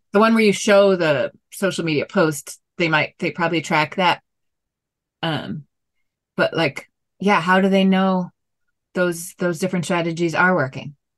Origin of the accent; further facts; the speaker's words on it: South Florida, United States; moved away; I'm originally from Florida, South Florida